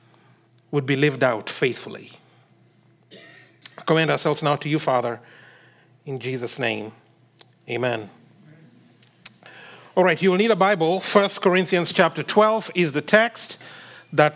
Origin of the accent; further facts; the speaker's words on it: Kenya; I come from Kenya, and where I come from, people like being said hi